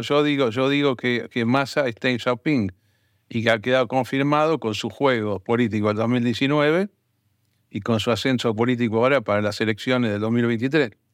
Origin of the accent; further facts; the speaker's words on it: Argentina; Yo no me voy a meter como argentino